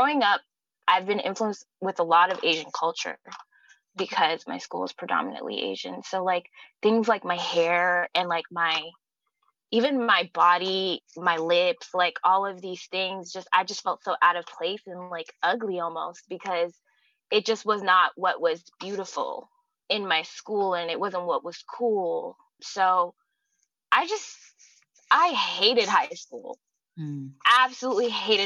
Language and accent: English; Vancouver, British Columbia, Canada; born or raised there; moved away as an adult; also born or lived in Toronto, Canada; now in Los Angeles, United States